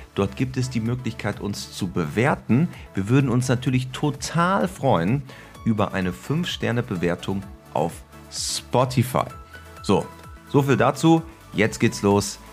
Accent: Germany; bei uns in Deutschland

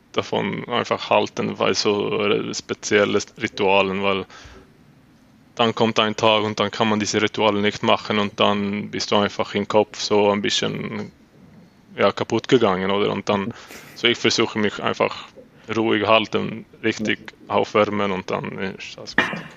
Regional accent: Uppsala, Uppsala County, Sweden; German is a second language; moved away as an adult; now in Switzerland; Ich äh, hatte in Uppsala dann vor äh, meinem ganzen Leben gewohnt und war das aufgewachsen in Uppsala

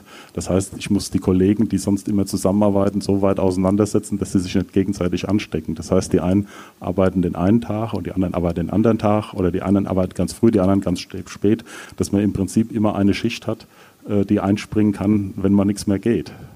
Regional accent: Rosbach vor der Höhe, Hesse, Germany; moved away as an adult; also born or lived in Kassel; now in Ockstadt, Germany; gebürtiger Rossbacher

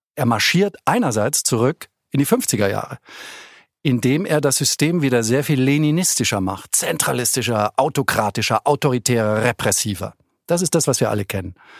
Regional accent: Germany; moved away; also born or lived in Beijing, China; als Deutscher

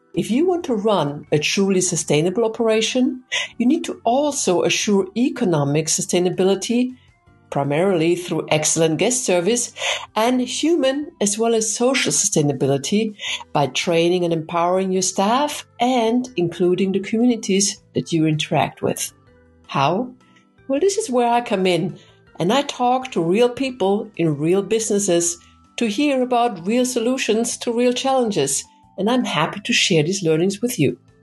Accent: Vienna, Austria; moved away; my hometown of beautiful Vienna, Austria

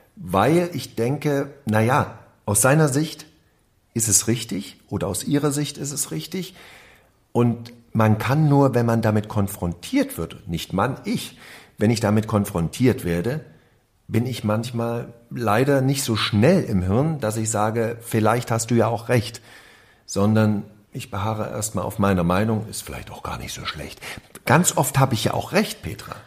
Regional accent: East Germany, Germany; als ich in dieser DDR lebte

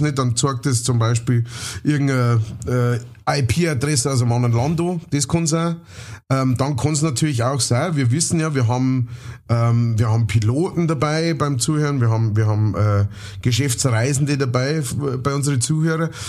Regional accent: Gäuboden, Bavaria, Germany; wo ich her bin, also Geiboden, so, und ihr müsst euch einen Geibern vorstellen, das ist komplett flach

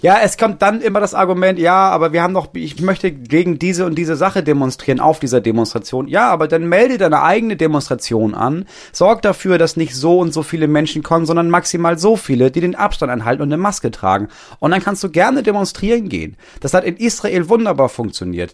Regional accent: Lower Saxony, Germany; bei uns in Niedersachsen

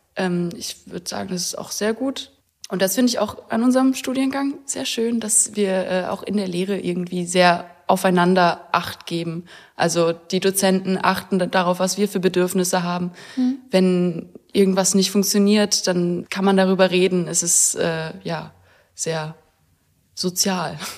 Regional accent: Weimar, Thuringia, Germany; moved away as an adult; now in Görlitz, Germany; Aus Weimar komme ich

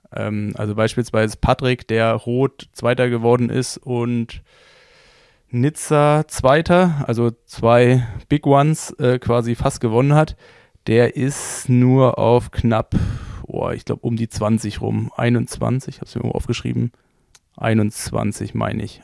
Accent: Berlin, Germany; ich komme ja aus Berlin

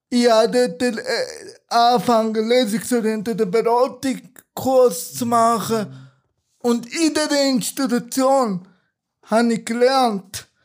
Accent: Turkey; ursprünglich bin ich ein Kurde aus der Türkei. Da macht ja auch vieles aus.

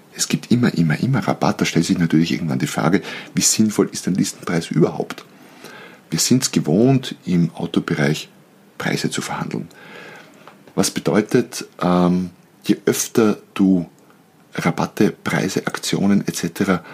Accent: Austria; bei uns in Österreich

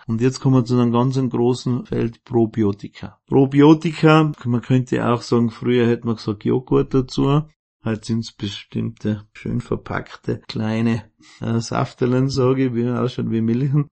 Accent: Außerfern, Tyrol, Austria; Ich komme aus dem Außerfern

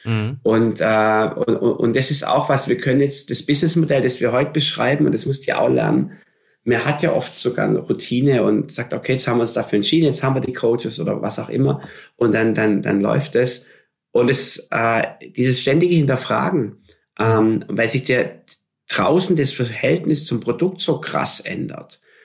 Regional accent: Stuttgart, Baden-Württemberg, Germany; ich bin gebürtiger Stuttgarter im Schwabenland auf dem mhm. Land.

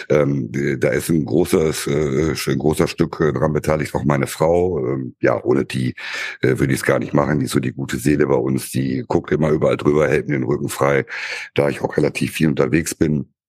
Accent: Wesel, North Rhine-Westphalia, Germany; ich komme oder wir kommen aus Wesel, äh, Büderich. Äh, Büderich ist dann auch der Ortsteil und das Ganze liegt am

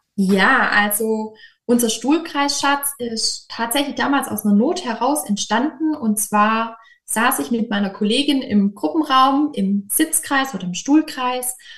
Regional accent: Böblingen region, near Stuttgart, Baden-Württemberg, Germany; Genauer gesagt komme ich aus der Region Böbling, das ist nahe Stuttgart

